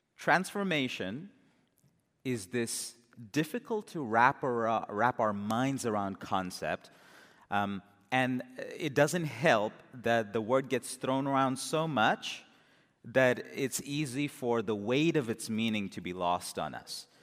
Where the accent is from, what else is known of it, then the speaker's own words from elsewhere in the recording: India; as an Indian